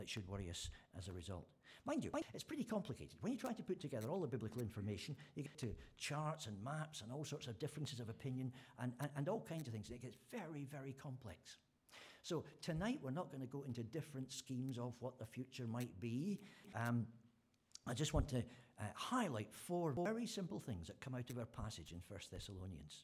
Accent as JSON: {"language": "English", "region": "Scotland", "country": "United Kingdom", "said": "being Scottish"}